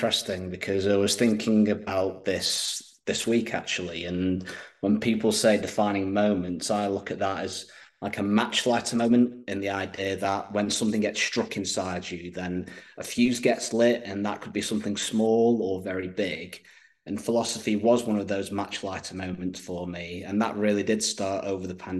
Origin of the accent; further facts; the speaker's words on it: United Kingdom; being British myself